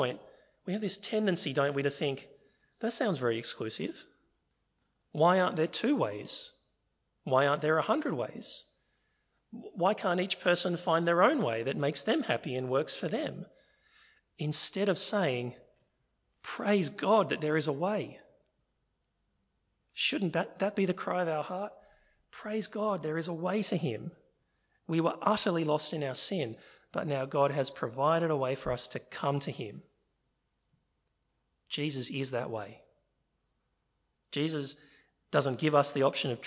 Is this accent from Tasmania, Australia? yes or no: no; Sydney, New South Wales, Australia; I'm from Sydney.